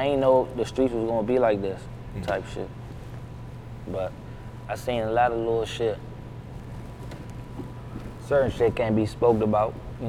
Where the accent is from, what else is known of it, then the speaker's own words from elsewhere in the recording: Riverdale, Maryland, United States; Yeah, I'm from Riverdale, Maryland.